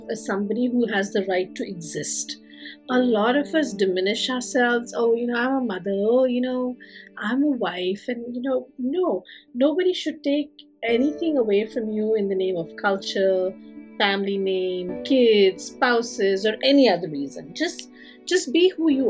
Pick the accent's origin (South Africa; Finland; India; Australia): India; moved away; staying connected with my home country